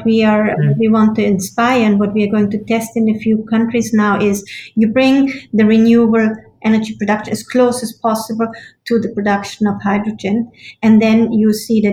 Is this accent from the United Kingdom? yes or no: no; Austria; I'm from Austria